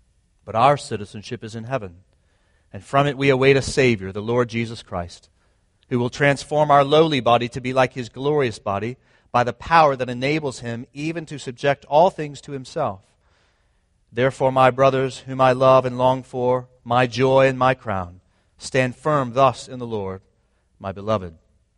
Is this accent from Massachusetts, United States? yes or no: no; Jacksonville, Florida, United States; also born or lived in Nashville, Tennessee / Atlanta / Raleigh; I was born in Nashville, Tennessee. I grew up in Jacksonville, Florida. I was in the Atlanta area, Raleigh, and now here.